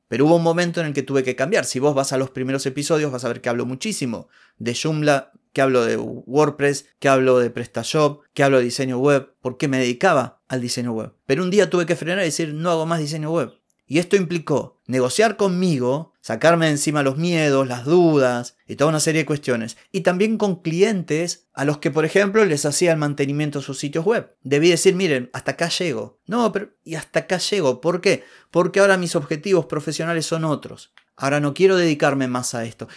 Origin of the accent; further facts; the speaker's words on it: Argentina